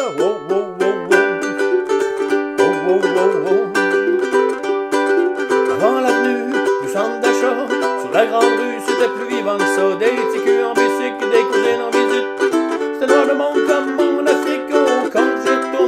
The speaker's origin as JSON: {"language": "English", "region": "Quebec", "country": "Canada", "said": "We are Quebecer, because we are French people from Canada."}